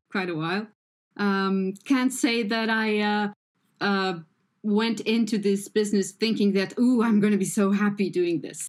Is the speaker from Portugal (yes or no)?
yes; Portugal; I am Portuguese